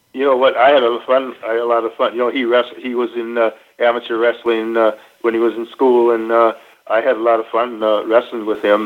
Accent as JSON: {"language": "English", "region": "Minnesota", "country": "United States", "tie": "born or raised there", "moved": "yes", "said": "I grew up in Minnesota."}